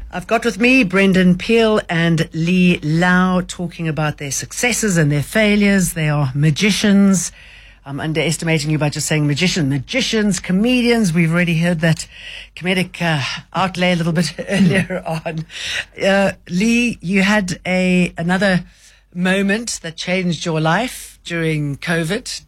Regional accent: South Africa; moved away as an adult; I'm South African.

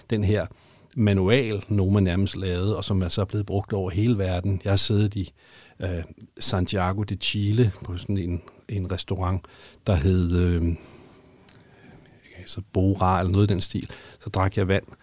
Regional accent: Denmark; Har vi som danskere

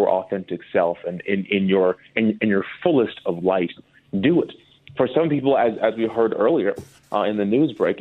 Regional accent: Minnesota, United States; moved away as an adult; now in Los Angeles, United States; I'm from Minnesota, and this is how we act there

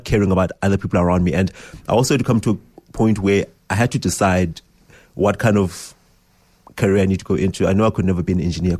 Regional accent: Johannesburg, Gauteng, South Africa; because we're from Johannesburg, she was like, you'll go starve there.

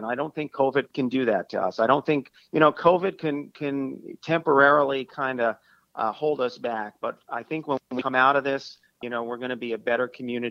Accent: Brooklyn, New York, United States; also born or lived in Reading, Pennsylvania; It was the first time I was away from my hometown.

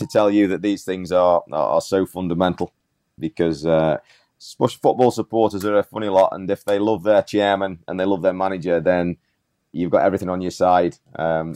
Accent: England, United Kingdom; moved away; when I was a young kid back in England

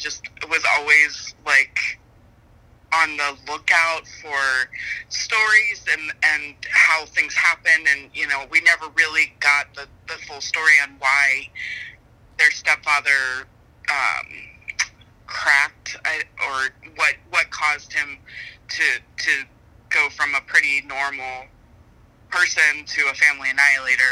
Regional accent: Maryland, United States; now in Florida, United States; I didn't grow up here in Florida. I grew up in Maryland

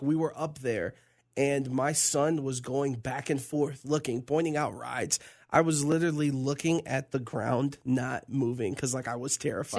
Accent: Tampa, Florida, United States; growing up in Tampa, Florida, around the lake and being chased by an alligator

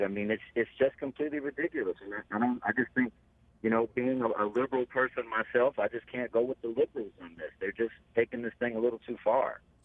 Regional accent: St. Louis, Missouri, United States; moved away; also born or lived in Oakland, San Francisco; I'm from St. Louis

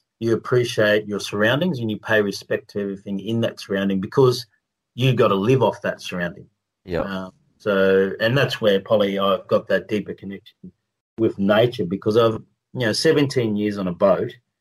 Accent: Australia; I'm a proud Australian

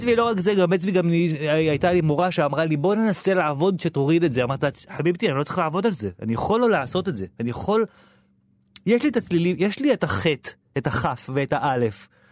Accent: Petah Tikva, Central District, Israel; now in Tel Aviv, Israel; אני גדלתי בשעריה, שזו שכונה של תימנים בפאתי פתח תקווה

